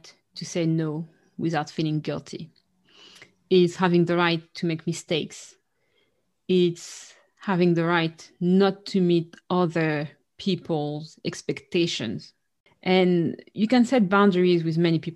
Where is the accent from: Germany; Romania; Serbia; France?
France; our family has a Caribbean background. So the notion in our family of what's a healthy or not boundary is different. And we struggled with that, you know, with Caribbean parents growing up in France